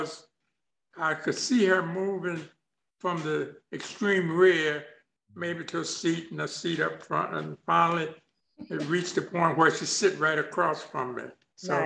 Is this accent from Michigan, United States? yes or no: no; Shepherdstown, West Virginia, United States; also born or lived in Charles Town, West Virginia; I was born in Charlestown, West Virginia, but I was raised up about 8 miles from Charlestown in a place called Shepherdstown, West Virginia.